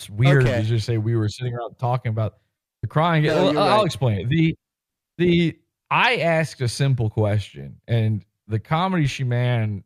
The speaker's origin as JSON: {"language": "English", "town": "Richmond", "region": "Virginia", "country": "United States", "tie": "born or raised there"}